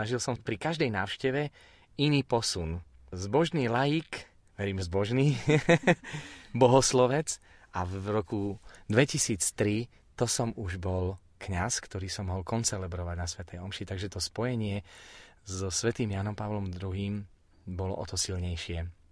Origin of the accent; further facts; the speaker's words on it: Spišské Podhradie, Prešov Region, Slovakia; v mojom rodnom meste, e, na Spišskej kapitule